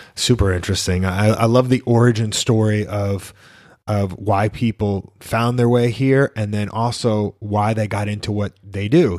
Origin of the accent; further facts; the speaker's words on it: New York, United States; moved away as an adult; also born or lived in Miami; when I grew up in New York